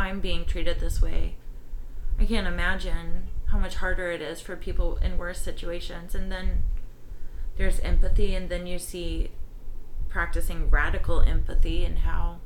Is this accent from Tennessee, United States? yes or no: yes; Lenoir City, Tennessee, United States; growing up in Lenoir City, Tennessee